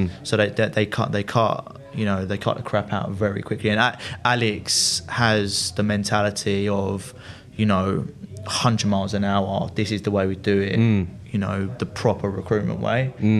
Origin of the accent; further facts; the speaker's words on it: Loughton, East of England, United Kingdom; I grew up in Essex in Loughton.